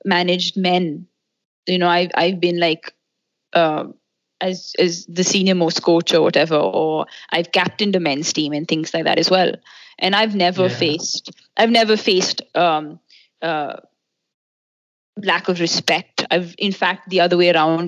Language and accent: English; Delhi, India; when I was 8, I grew up in Delhi.